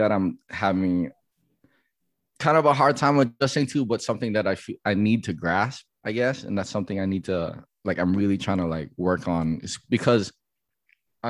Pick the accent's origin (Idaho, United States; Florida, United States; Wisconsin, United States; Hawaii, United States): Hawaii, United States; Makakilo; also born or lived in San Diego, California; I was born in Hawaii, but I think I moved to San Diego before I was like a year old. And then I grew up there until like my elementary years.